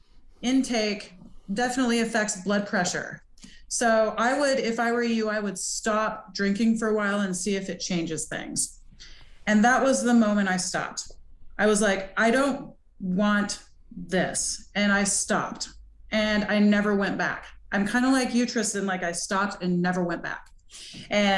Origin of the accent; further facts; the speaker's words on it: Montana, United States; I grew up in Montana and it's just a partying place